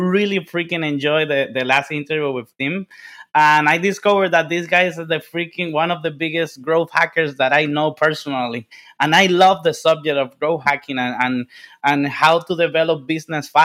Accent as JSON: {"language": "English", "country": "Dominican Republic", "second_language": "English", "moved": "yes", "said": "I'm from the Dominican Republic, and you see, like, you can see my English is like my 17th language."}